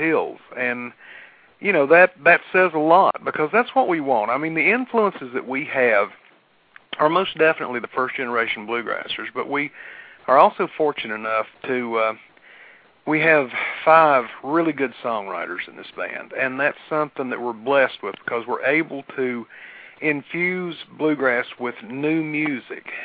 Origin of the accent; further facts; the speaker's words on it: near Big Stone Gap, Virginia, United States; Big Stone Gap, Virginia